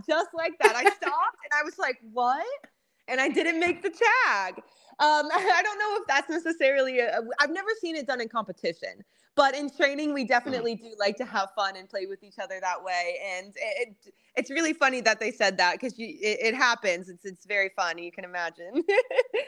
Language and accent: English; Ohio, United States; moved away as an adult; now in Atlanta, United States; I'm from Ohio